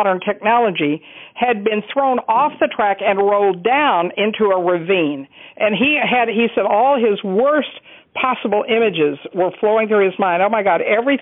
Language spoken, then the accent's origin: English; Texas, United States; I grew up in Texas, and I lived in a very racist world.